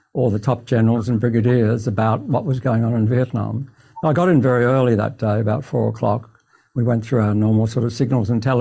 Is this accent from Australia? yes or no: yes; Queensland, Australia; moved away; I'm a boy from Queensland